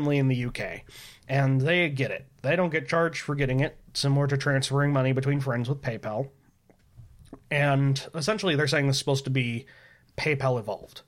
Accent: United States; I'm American

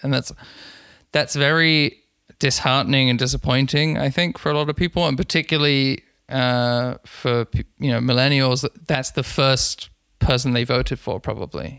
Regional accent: London, United Kingdom; I'm from I'm from London, as I said. I've finished high school in 2008

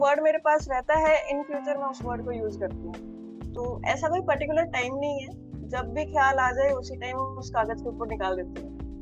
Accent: Chandigarh, India; मैं चंडीगढ़ से हूँ

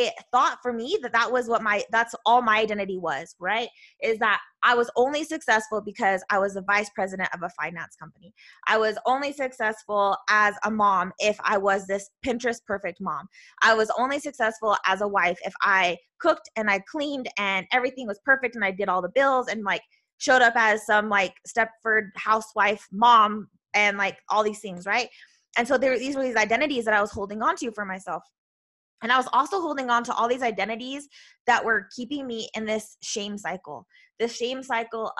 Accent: Utah, United States; I'm from Utah, so we just don't pronunciate, I don't know, all the things.

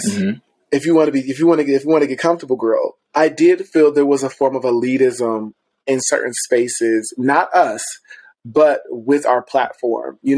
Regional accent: Ohio, United States; because I came from Ohio. And I remember coming here, it just was, elitism was real, bitch. You know, we didn't have queer space in Ohio.

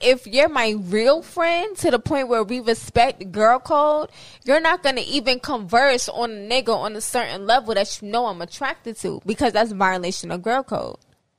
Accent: New York, United States; now in Florida, United States; I'm from New York

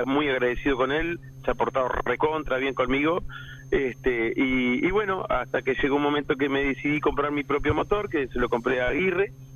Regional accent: Pando, Canelones, Uruguay; Yo soy de la ciudad de Pando, un poquitito más para afuera

